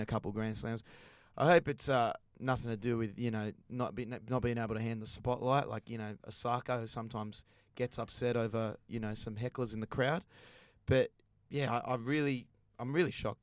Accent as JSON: {"language": "English", "country": "Australia", "said": "As an Aussie"}